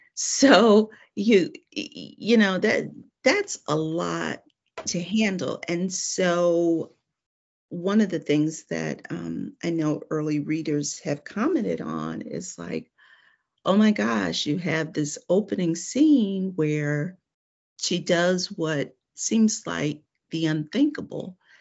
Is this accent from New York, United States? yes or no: no; Cleveland, Ohio, United States; moved away as an adult; now in Atlanta, United States; I'm actually from Cleveland, Ohio